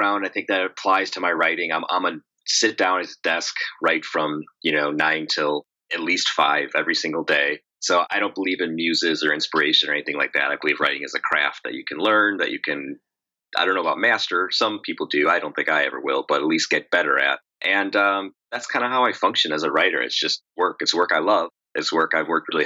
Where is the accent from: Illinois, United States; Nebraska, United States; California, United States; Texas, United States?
Illinois, United States; Chicago; now in Oak Park, United States; I'm a born and raised Chicagoan